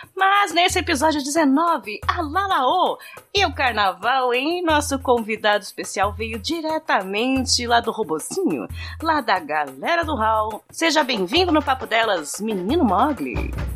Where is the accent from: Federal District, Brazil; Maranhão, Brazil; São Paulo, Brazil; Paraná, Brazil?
São Paulo, Brazil; interior of; aqui na cidade onde eu nasci, no interior, a gente tinha bailinho de clube